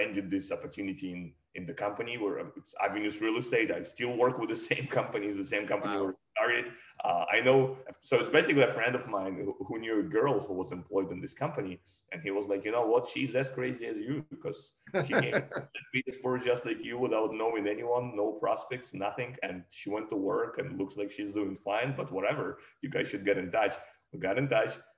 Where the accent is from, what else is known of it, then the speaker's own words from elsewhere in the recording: Russia; moved away as an adult; now in New York, United States; I'm an immigrant. I came from Russia, outside of the US.